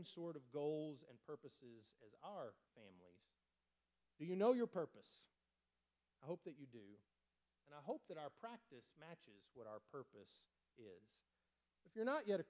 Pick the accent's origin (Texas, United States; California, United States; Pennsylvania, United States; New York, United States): Texas, United States; West; moved away; I grew up out in West Texas, very dry.